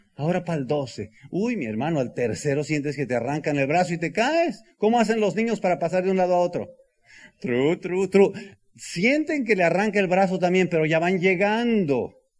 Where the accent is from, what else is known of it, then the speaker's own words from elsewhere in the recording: El Bajío, Mexico; soy del Bajío